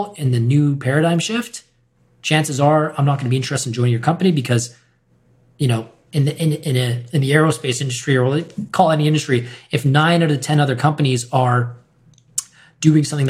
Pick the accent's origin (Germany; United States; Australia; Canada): Canada; Winnipeg, Manitoba; also born or lived in Vancouver; now in Toronto, Canada; I'm working with this company in my hometown of Winnipeg